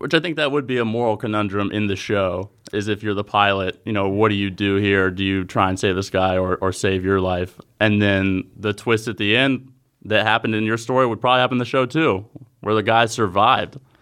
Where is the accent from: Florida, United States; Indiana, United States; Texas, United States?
Florida, United States; Jacksonville; I'm from Jacksonville, Florida